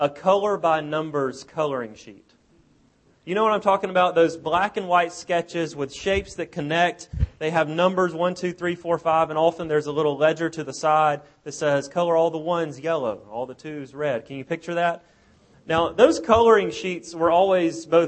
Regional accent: South Alabama, United States; moved away as an adult; We're from Alabama originally, from South Alabama, and we've been gone for several years.

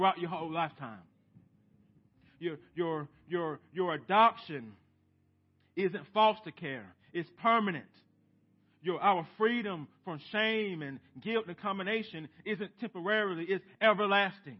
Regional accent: United States; As American Christians

